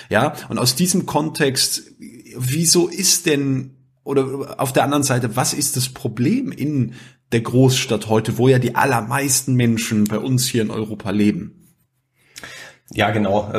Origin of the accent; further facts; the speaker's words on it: Austria; der Kippfall, wie man bei uns in Österreich sagt.